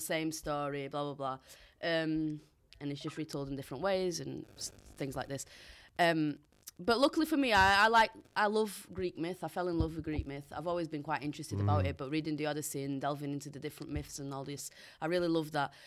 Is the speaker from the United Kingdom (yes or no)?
yes; Bolton, North West England, United Kingdom; accent: Boltonian; first language Portuguese; English is a second language; also born or lived in Portugal; growing up here in England as a Portuguese migrant